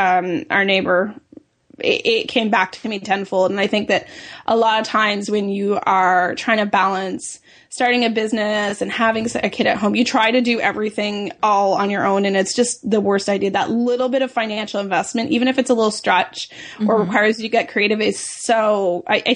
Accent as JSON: {"language": "English", "country": "Canada"}